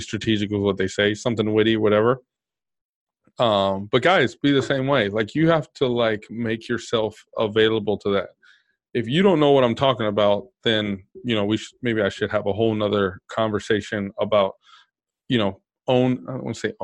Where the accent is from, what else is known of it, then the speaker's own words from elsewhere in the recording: Texas, United States; I'm from Texas